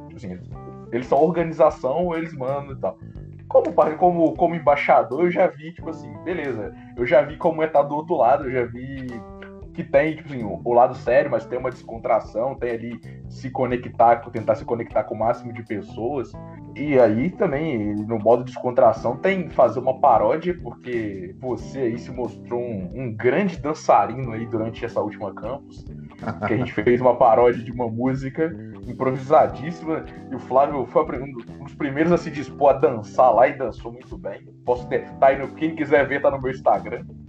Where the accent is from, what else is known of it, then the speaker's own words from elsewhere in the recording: Guarani, Brazil; sou de Guarani